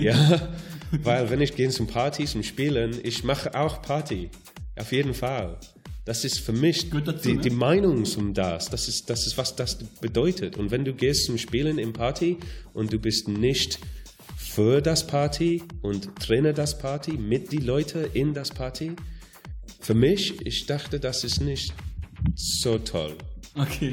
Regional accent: Wales, United Kingdom; German is a second language; moved away; ich komme aus Wales

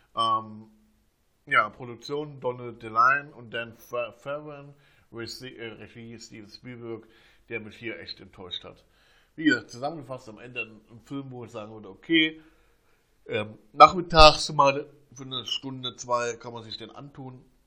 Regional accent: Germany; bei uns in Deutschland

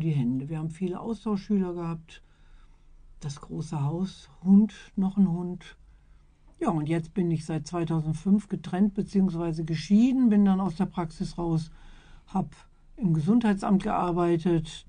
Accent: Iserlohn, North Rhine-Westphalia, Germany; also born or lived in Letmathe; Ich bin in Iserlohn geboren

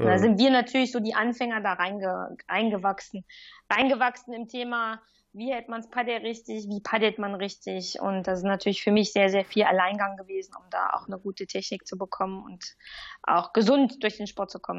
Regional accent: Germany; now in Lausanne, Switzerland; Ich fühle mich aber als Deuts

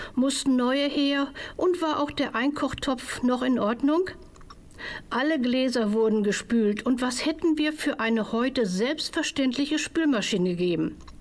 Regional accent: Hamburg, Germany; In meiner Kindheit in Hamburg

